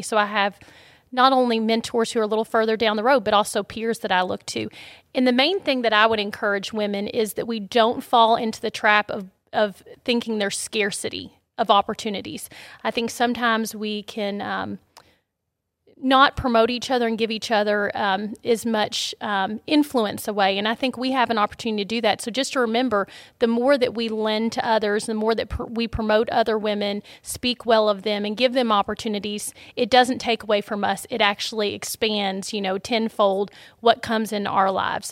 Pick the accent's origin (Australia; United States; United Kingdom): United States; Shelbyville, Kentucky; I grew up in Shelbyville, Kentucky, so not too far down the road